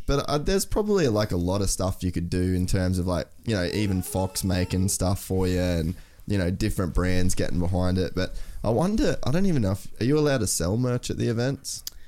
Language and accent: English; Australia; as an Australian